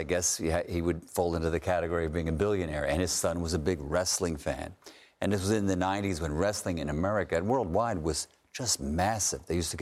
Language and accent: English; United States; I'm an American